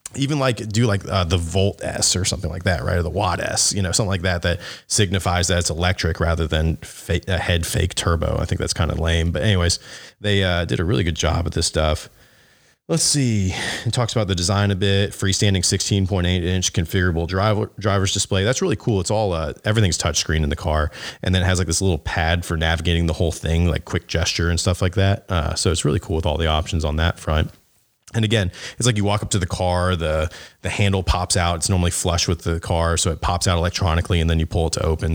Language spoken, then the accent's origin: English; the South, United States; I'm from the South where everyone has jacked up trucks